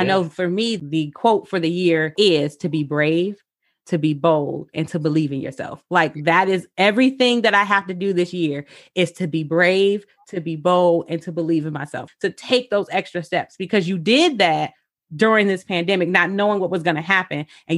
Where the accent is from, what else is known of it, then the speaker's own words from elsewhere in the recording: Michigan, United States; also born or lived in Oregon; I actually moved back home in the pandemic. Uh-huh. So I moved from Oregon to Michigan in late July.